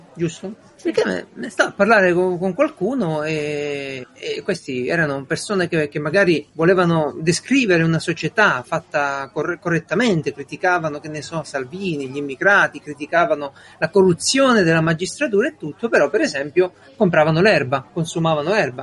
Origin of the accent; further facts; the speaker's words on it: Italy; il mio paese